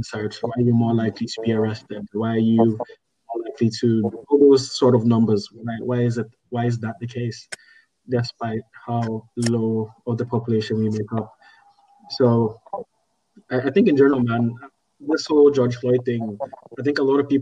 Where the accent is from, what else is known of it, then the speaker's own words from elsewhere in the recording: Nigeria; I'm Nigerian